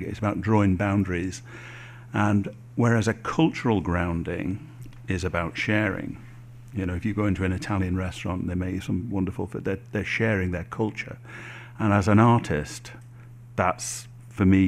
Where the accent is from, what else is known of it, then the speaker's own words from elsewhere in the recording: Manchester, North West England, United Kingdom; I was born in Manchester, but my cultural grounding was very firmly Irish.